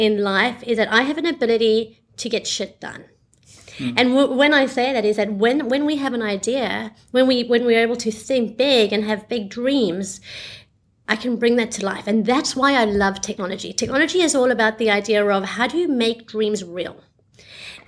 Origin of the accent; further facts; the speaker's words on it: South Africa; moved away as an adult; also born or lived in Australia; now in Singapore; I was born in South Africa